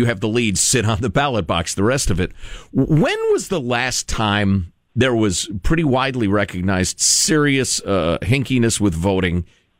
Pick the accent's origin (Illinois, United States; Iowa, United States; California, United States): Illinois, United States; Chicago; I grew up in Chicagoland